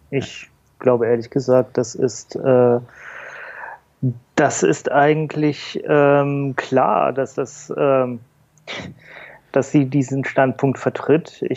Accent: Bremen, Germany; War, das war das in Bremen, meiner Heimatstadt, ne?

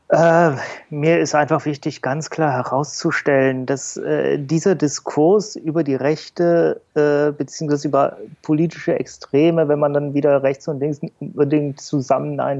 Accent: Bremen, Germany; War, das war das in Bremen, meiner Heimatstadt, ne?

